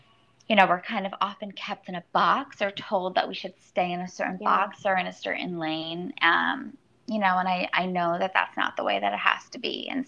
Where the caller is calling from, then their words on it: New York City, New York, United States; I am calling from New York City.